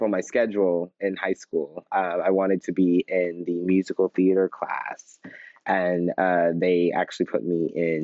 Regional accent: Houston, Texas, United States; moved away; I was born and raised in Houston, Texas

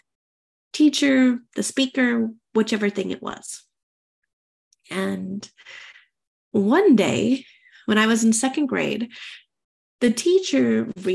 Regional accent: United States; moved away as an adult; I'm an American expat. I have an international relationship. My husband is French and I'm American

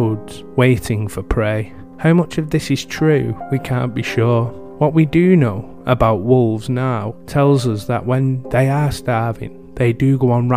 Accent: England, United Kingdom; my home country of England

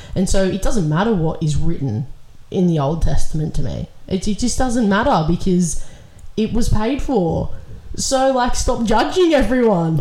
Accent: Australia; we live in Australia

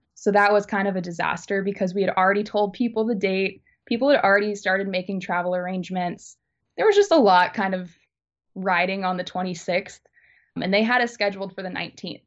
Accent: Alabama, United States; I'm from Alabama, but a lot of my family lives in Indiana

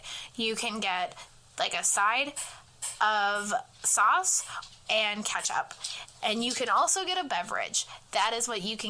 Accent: Washington, United States; we are from Washington

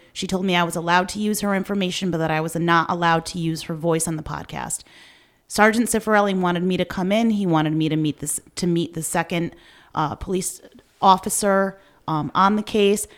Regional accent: Meriden, Connecticut, United States; we grew up in Meriden

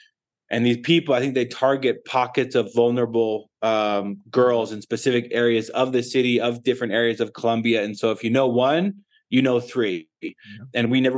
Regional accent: United States; we are from the United States.

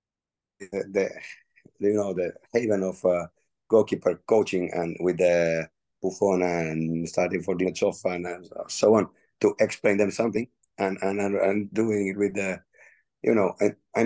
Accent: Finland; moved away as an adult; now in Nice, France; I'm one guy from Finland

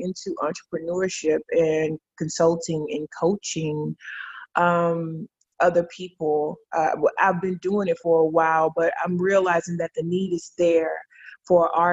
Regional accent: Douglas, Georgia, United States; I'm from a little small town called Douglas, Georgia, where the only thing that you can really do there is either play sports, sing in the choir

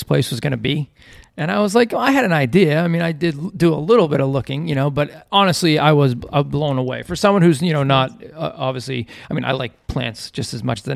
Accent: just outside of Boston, Massachusetts, United States; moved away as an adult; also born or lived in Tampa area, Florida; now in Tampa, United States; we're from Massachusetts

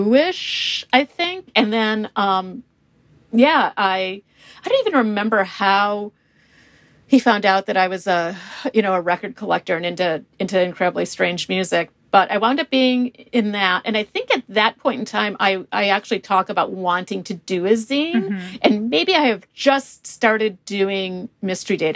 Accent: Milwaukee, Wisconsin, United States; I am from Milwaukee, Wisconsin

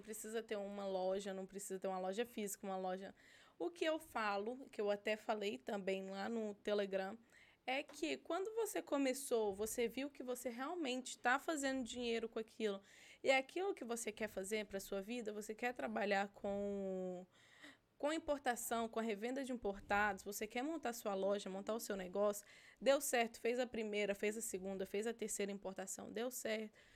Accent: Minas Gerais, Brazil; now in United States; Eu sou de Minas Gerais

